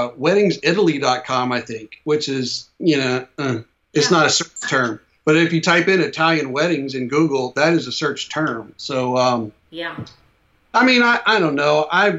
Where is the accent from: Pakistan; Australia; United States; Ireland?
Ireland; Oh, yeah. I'm Irish.